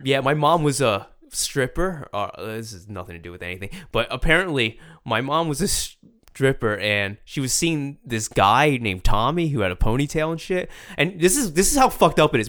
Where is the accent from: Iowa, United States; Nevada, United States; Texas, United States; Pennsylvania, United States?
Pennsylvania, United States; Philadelphia; I'm from Philly